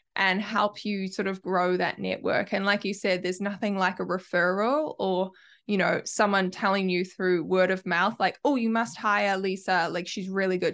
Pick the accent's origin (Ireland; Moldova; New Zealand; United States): New Zealand; accent: Kiwi; I have a Kiwi accent